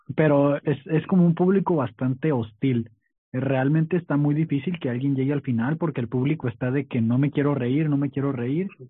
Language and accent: Spanish; Tijuana, Baja California, Mexico; also born or lived in Mexicali / Sinaloa; soy originario de Mexicali, eh, pero realmente solo nací ahí, me vine para acá desde chico, siempre fui criado en Tijuana